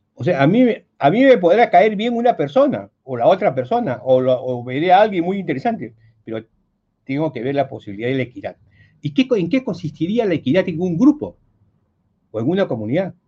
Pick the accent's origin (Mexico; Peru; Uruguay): Peru; yo estudié en el Colegio Militar de un Soprado